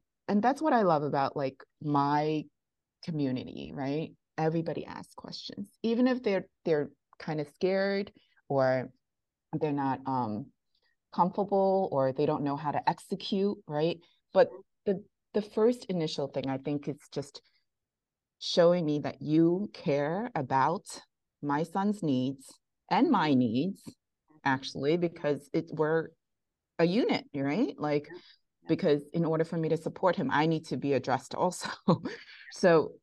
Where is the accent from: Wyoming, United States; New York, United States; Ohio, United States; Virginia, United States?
New York, United States; New York City; I'm from Bensonhurst, Brooklyn